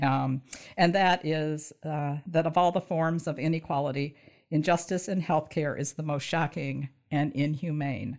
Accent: Michigan, United States; also born or lived in southern Indiana / northern Kentucky; so I grew up in Michigan

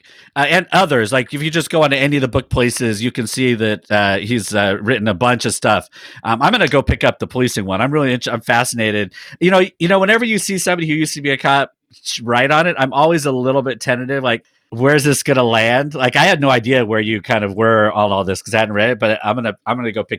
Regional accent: Sacramento, California, United States; I grew up in Sacramento, California, kind of the rougher part of Sacramento

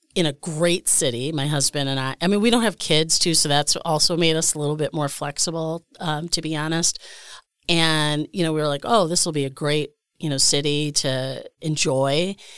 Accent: Scranton, Pennsylvania, United States; also born or lived in Pittsburgh, Pennsylvania; now in Milwaukee, United States; I'm originally from Scranton

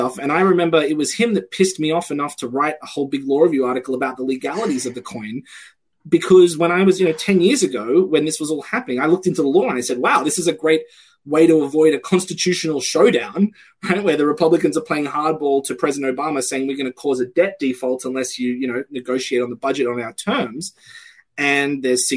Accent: Australia; moved away; I come from Australia, where we have a large export-oriented economy

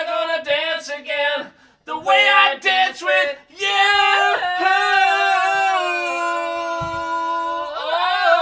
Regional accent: Nova Scotia, Canada; moved away; growing up in Nova Scotia

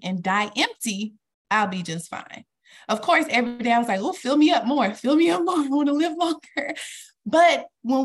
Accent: the South, United States; I'm from the South

